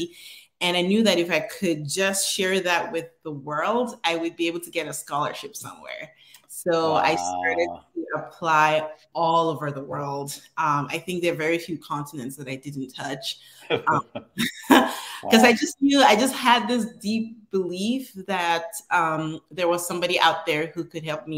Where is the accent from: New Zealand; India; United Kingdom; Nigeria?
Nigeria; Northern Nigeria; moved away as an adult; now in United States; I was born and raised in Nigeria. I came to the US in 2010. I lived in the northern part of Nigeria